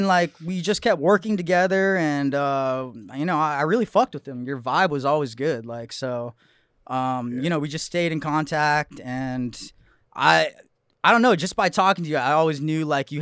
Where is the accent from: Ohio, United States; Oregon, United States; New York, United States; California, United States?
California, United States; Santa Clarita; I'm from Santa Clarita, Magic Mountain, for all of you guys that know Southern California. Northern suburbs of Los Angeles